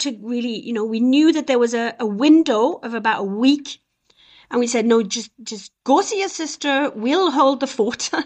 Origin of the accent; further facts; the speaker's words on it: south of France, France; moved away as an adult; also born or lived in Beirut, Lebanon / Scotland / south of England / Switzerland; they moved to France, in the south of France. And so I was one, and I left the south of France. I was 21 years old